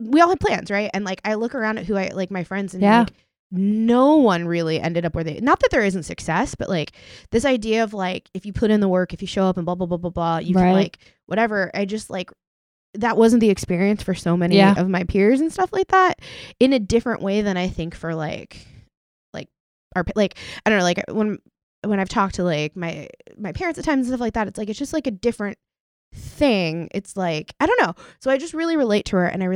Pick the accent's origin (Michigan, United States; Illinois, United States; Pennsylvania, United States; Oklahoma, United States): Oklahoma, United States; I grew up in Oklahoma